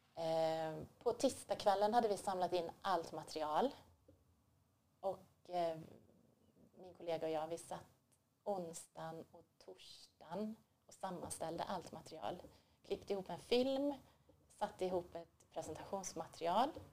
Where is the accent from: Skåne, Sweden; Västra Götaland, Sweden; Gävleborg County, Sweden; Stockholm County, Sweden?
Västra Götaland, Sweden; Borås; I Borås.